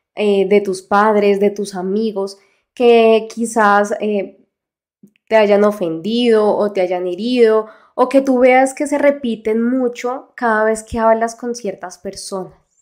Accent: Colombia; acá en mi país

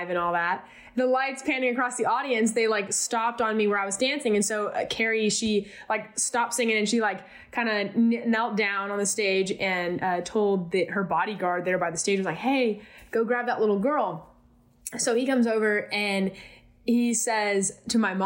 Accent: California, United States; growing up in California

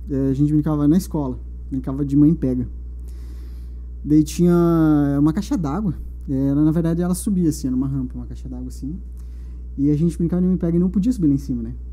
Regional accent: São José dos Pinhais, Paraná, Brazil; also born or lived in Curitiba; Eu sou natural de Curitiba. Né? Eu nasci em Curitiba. Aos 10 anos, mais ou menos, eu fui morar em São José dos Pinhais. Né? Daí passei minha infância inteira lá.

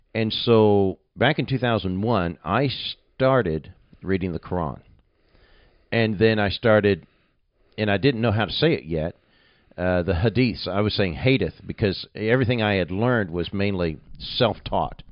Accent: Nuneaton, West Midlands, United Kingdom; moved away as an adult; My hometown's not a really huge town, Nuneaton

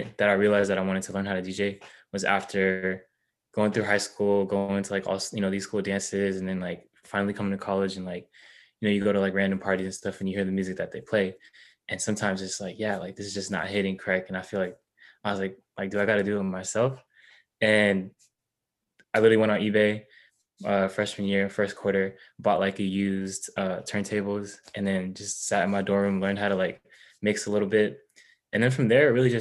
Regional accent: Sacramento, California, United States; I'm born and raised in Sacramento. That's where I'm at right now

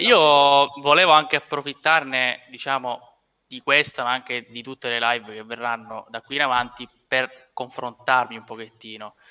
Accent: Sicily, Italy; noi da siciliani

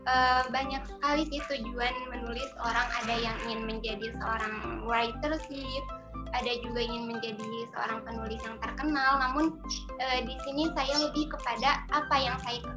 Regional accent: Garut, West Java, Indonesia; uh, di Universitas Garut kebetulan dekat uh, di daerah saya sendiri.

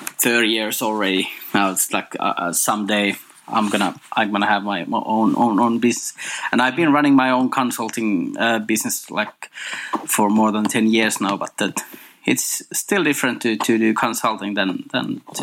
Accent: Finland; In Finland.

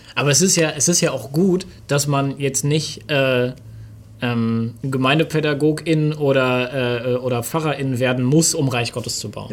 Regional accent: Germany; ich bin Deutscher

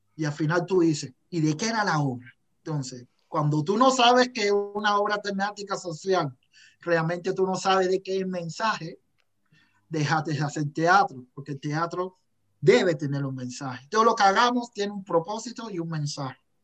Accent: Cuba; moved away as an adult; now in Calgary, Canada; yo soy cubano

